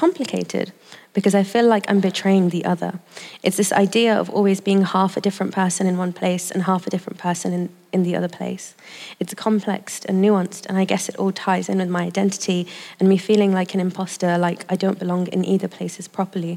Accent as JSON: {"language": "English", "country": "United Kingdom", "tie": "born or raised there", "said": "I was born and grew up in the UK, but my mother didn't"}